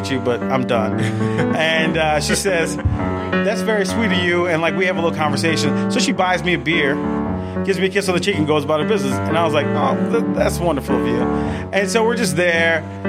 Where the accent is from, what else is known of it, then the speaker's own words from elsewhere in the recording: New Orleans, Louisiana, United States; now in Atlanta, United States; I'm from New Orleans